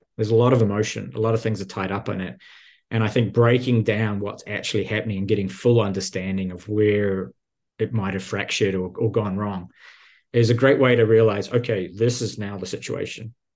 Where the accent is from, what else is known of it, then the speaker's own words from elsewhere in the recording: New Zealand; moved away as an adult; also born or lived in Silicon Valley; now in United States; I'm originally from New Zealand.